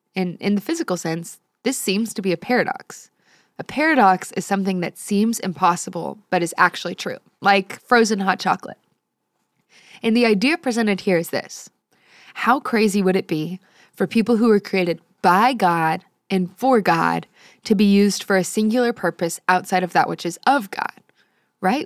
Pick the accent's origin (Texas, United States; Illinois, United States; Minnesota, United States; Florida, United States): Texas, United States; San Antonio; I grew up in San Antonio